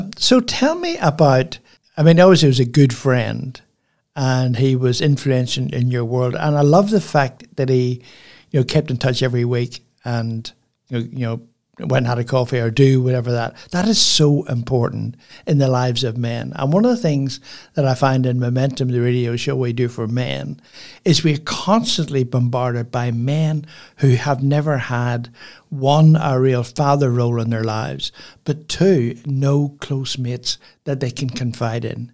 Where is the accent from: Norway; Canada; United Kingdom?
United Kingdom; Belfast, Northern Ireland; now in Port Macquarie, Australia; I grew up in Belfast, which is a, you know, city